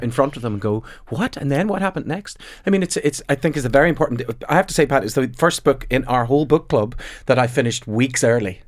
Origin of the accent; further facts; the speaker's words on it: Belfast, Northern Ireland, United Kingdom; growing up on the Falls Road